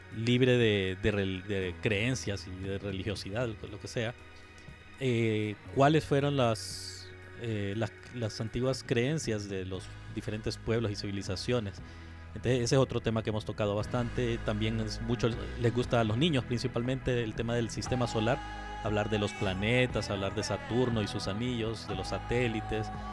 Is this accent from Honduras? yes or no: yes; Honduras; estoy yo de vocal como hondureño